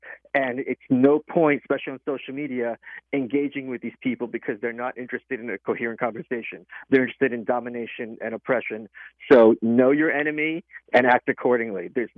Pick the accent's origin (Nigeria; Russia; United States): Russia; moved away; Where I'm from, at least, maybe it's because I'm an immigrant from Russia, there's this sense of honor and respect